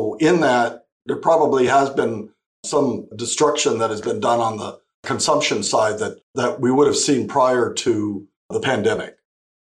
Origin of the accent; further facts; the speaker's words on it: Imperial Valley, California, United States; also born or lived in Arizona; I grew up in the Imperial Valley